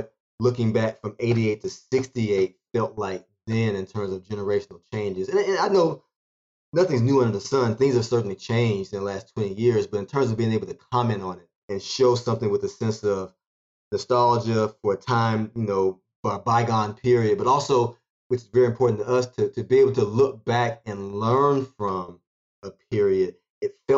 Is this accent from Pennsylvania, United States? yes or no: no; Montgomery, Alabama, United States; moved away as an adult; also born or lived in Tuskegee, Alabama; I was born in Tuskegee, but I grew up in Montgomery.